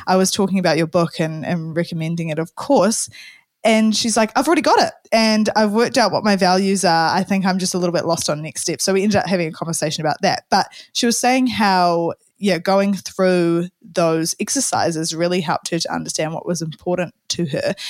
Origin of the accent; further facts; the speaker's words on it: New Zealand; Kiwi Saver as we have in New Zealand